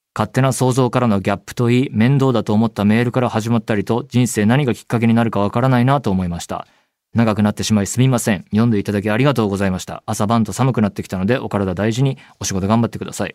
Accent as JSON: {"language": "Japanese", "region": "Saitama", "country": "Japan", "tie": "born or raised there", "said": "僕は埼玉県えー、出身"}